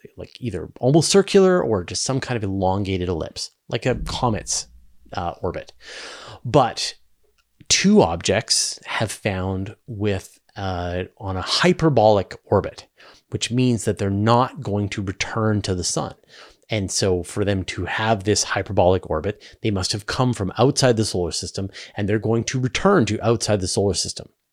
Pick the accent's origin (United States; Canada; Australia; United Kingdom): Canada; Vancouver, British Columbia; there was a big observatory in my hometown in Vancouver